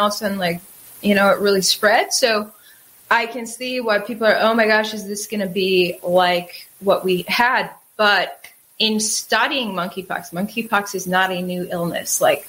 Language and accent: English; Wisconsin, United States; moved away; In Wisconsin, where I grew up, there were lakes everywhere